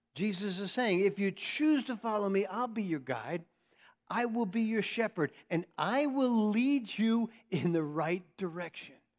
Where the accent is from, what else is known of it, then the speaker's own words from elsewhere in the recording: New York, United States; I'm a New Yorker